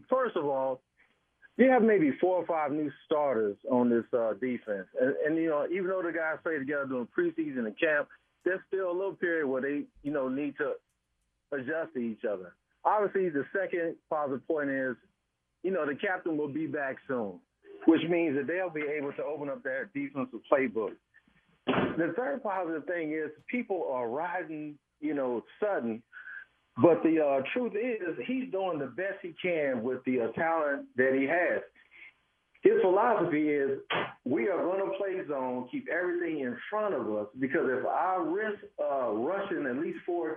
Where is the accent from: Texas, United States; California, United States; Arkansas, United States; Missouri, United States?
Missouri, United States; Kansas City; moved away as an adult; now in Charlotte, United States; I'm born and raised in Kansas City